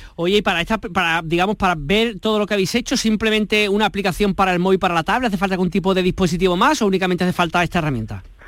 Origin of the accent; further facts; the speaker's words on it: Andalusia, Spain; un poquito de nuestra tierra, de Andalucía